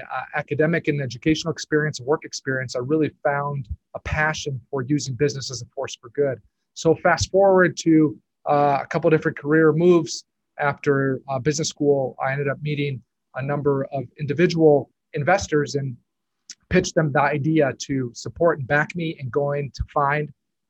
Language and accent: English; Lima, Peru; moved away as an adult; now in United States; I grew up in Peru, Lima, where my parents are social workers and originally moved down as missionaries back in the 80s. I graduated high school from Peru